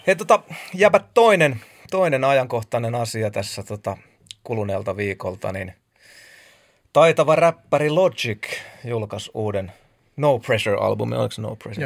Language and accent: Finnish; Lahti, Päijät-Häme, Finland; mä oon, mä oon Lahdesta